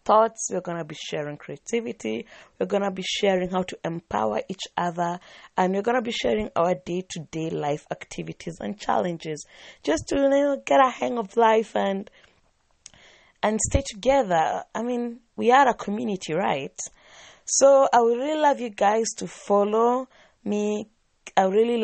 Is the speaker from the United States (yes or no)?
no; Nairobi, Kenya; I'm from Nairobi, Kenya